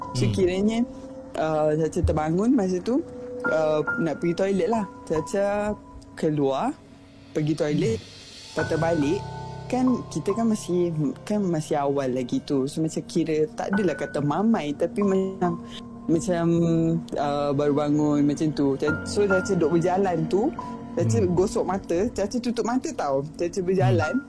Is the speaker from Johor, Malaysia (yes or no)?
no; Sabah, Malaysia; also born or lived in Kedah / Semporna, Sabah; saya asal dari Kedah kan. Tapi yeah. kita orang mem- uh, ayah dengan mak um, pindah ke Sabah. So saya dah membesar dekat Sabah for 20 plus years.